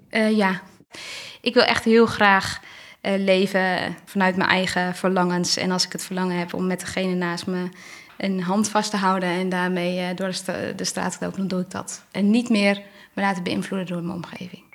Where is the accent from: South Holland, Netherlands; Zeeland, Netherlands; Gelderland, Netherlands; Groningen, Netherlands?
Gelderland, Netherlands; Kootwijkerbroek; now in Barneveld, Netherlands; ik ben geboren in Kootwijkerbroek. Ik kom uit een groot gezin